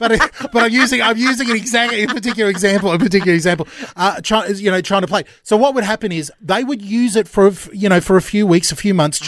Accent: Australia; especially growing up in Australia, is the rhyming slang. Australian rhyming slang.

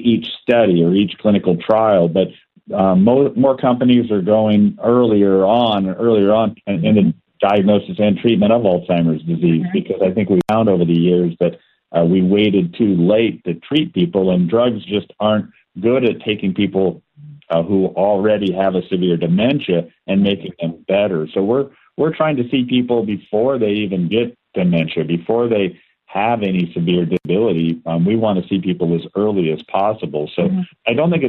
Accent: Seattle, Washington, United States; moved away as an adult; now in Spokane, United States; I was born and raised in Seattle and went to the University of Washington

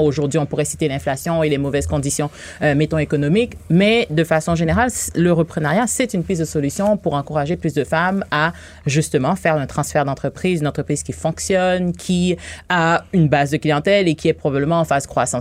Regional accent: Haiti; moved away as an adult; now in Quebec, Canada; je suis née en Haïti. Ah Ça fait 18 ans que je suis ici.

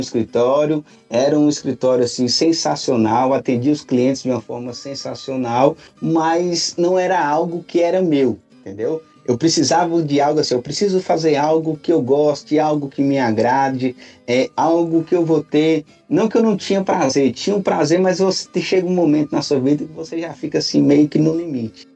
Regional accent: Montes Claros, Minas Gerais, Brazil; now in Brasília, Brazil; nasci em Montes Claros, norte de Minas, me criei

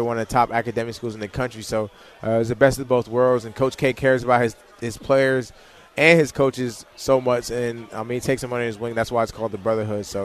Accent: Leesburg, Virginia, United States; moved away; growing up in Leesburg, it was cool

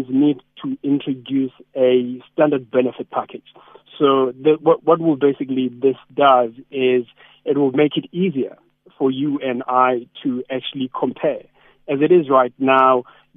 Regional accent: King William's Town, Eastern Cape, South Africa; King William's Town. I know we're not small. I mean, my hometown

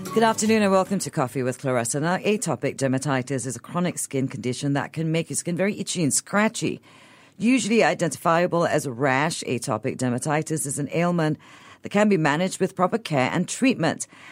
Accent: Malaysia; I'm Eurasian and I grew up in Malaysia

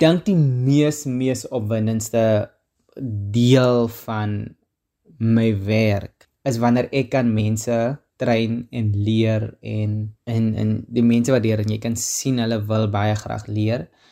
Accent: Karkams, Northern Cape, South Africa; also born or lived in Stellenbosch; ek kom uit Namakoland uit. So ek is 'n nammetjie, ek kom daar uit die uh tussen die klippe van die Kamiesberge uit, met 'n klein dorpie met naam Karkam

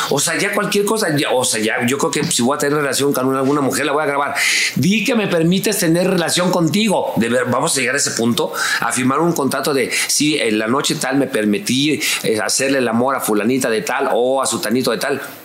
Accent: La Lagunilla, Mexico City, Mexico; Desde mi infancia, desde vivir en la lagunilla, no tener dinero

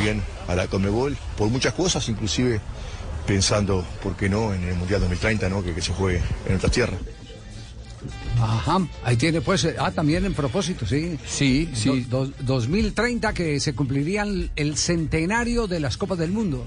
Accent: Uruguay; como sudamericano y como uruguayo también

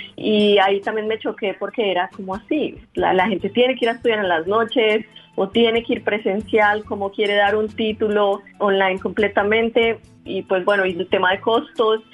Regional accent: Colombia; moved away as an adult; somos emprendedores colombianos en educación

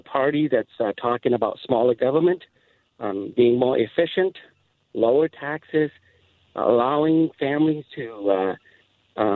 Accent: St. Paul, Minnesota, United States; also born or lived in Laos / Chicago; I came over when I was 10 years old, went to school in St. Paul here at Johnson Senior High

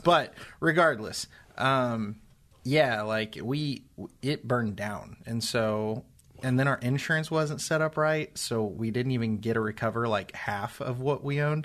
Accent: Seymour, Indiana, United States; I grew up in Seymour, Indiana

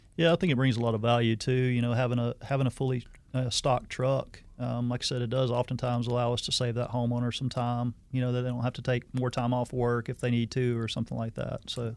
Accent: Hazelhurst, Georgia, United States; moved away as an adult; also born or lived in Arizona; I'm originally from South Georgia, a little small town in South Georgia, Hazelhurst, Georgia. Um, left after high school

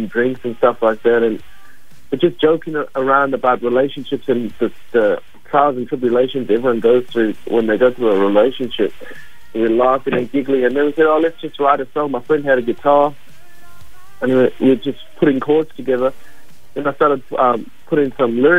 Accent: Australia; also born or lived in Durban, South Africa; now in Los Angeles, United States; I continued like my schooling and my teenage years in Australia

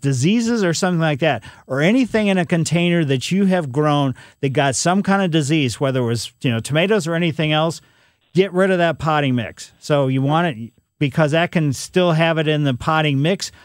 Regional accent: Ellisville, United States; growing up in Ellisville

